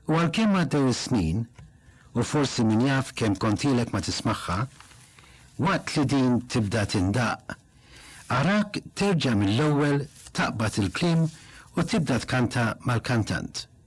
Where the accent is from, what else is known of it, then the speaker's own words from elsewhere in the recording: Malta; Waħda mill-frażijiet li aħna Maltin nħobbu nużaw ħafna